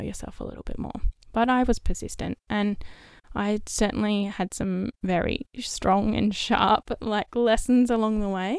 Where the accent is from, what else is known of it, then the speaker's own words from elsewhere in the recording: Perth, Western Australia, Australia; moved away as an adult; also born or lived in Melbourne; the city that was closest to my hometown, which was Perth.